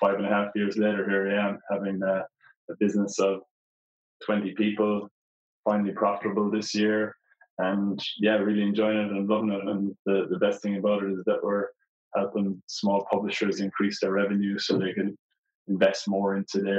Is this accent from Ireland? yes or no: yes; Portumna, Connacht, Ireland; moved away as an adult; also born or lived in Dublin / Mountain View; now in Australia; I'm originally from Ireland, the west of Ireland, a small town called Porthumna in County Galway.